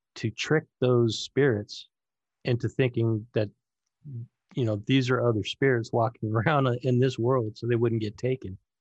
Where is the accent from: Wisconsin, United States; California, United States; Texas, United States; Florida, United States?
California, United States; Northern; I grew up in, uh, Northern California, Sacramento, Vacaville, San Francisco, in between there is where I ran